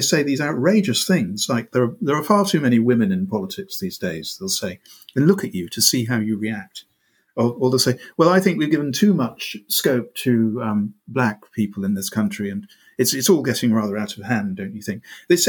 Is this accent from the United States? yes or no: no; England, United Kingdom; moved away as an adult; now in Scotland, United Kingdom; And I grew up in England